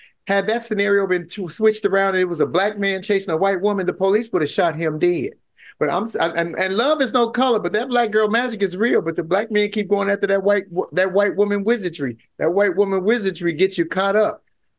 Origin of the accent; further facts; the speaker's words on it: Chicago, Illinois, United States; moved away; So I'm from Chicago originally